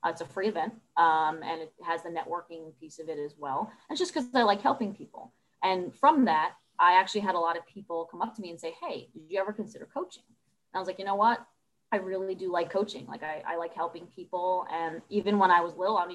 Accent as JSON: {"language": "English", "town": "Jersey City", "region": "New Jersey", "country": "United States", "tie": "born or raised there", "said": "I'm from Jersey City, New Jersey. I grew up there."}